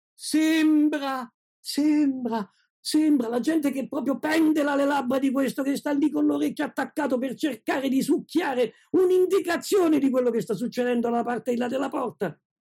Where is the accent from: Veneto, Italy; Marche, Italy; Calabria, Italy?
Marche, Italy; Ascoli Piceno; qui ad Ascoli stiamo facendo un'operazione. L'Università della Terza Età ha istituito la cattedra di dialetto